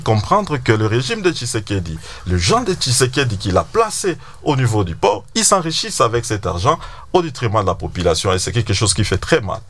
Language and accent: French; DR Congo; chez nous à Goma et à Bukavu